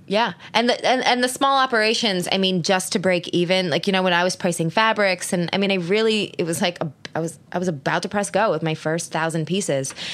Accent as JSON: {"language": "English", "town": "Philadelphia", "region": "Pennsylvania", "country": "United States", "tie": "born or raised there", "said": "I grew up in Philly."}